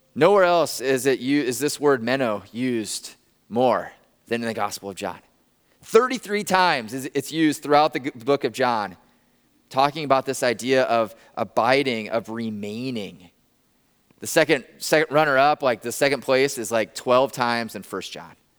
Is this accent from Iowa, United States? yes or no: yes; Northwest Iowa, United States; I grew up in Northwest Iowa, a tiny town of, like, seven hundred people in Northwest Iowa